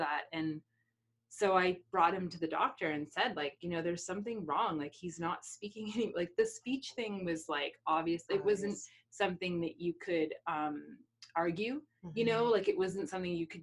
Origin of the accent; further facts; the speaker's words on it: Halifax, Nova Scotia, Canada; moved away; I'm from Halifax.